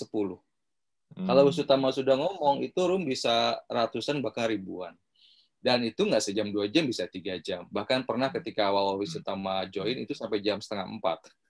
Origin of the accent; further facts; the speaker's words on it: West Java, Indonesia; saya sebagai warga Jawa Barat kepo dong kok Kang Ridwan ada di ruangan ini